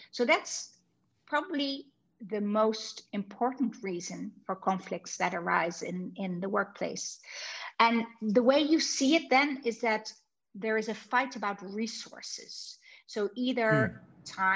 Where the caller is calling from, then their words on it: Amsterdam, North Holland, Netherlands; I'm calling in from Amsterdam. So it's pretty far away.